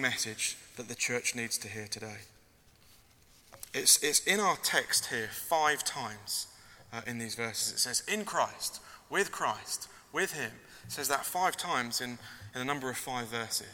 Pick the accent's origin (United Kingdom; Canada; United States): United Kingdom; We're British